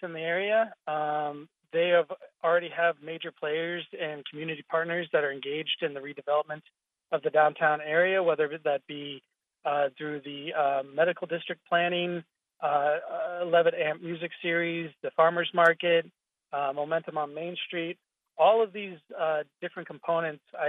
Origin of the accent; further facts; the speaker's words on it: Springfield, Illinois, United States; also born or lived in Kenya / Namibia; My background includes being born and raised in Springfield, Illinois, for one. So coming back to my hometown